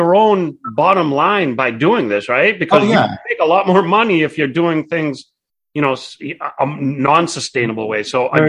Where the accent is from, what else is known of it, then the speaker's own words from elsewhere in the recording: United States; we grew up in America. So, you know, we're American, but we're Greek.